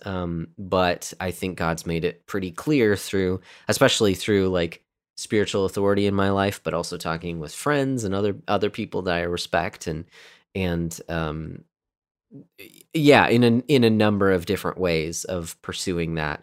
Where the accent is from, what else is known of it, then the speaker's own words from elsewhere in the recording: United States; I say this as an American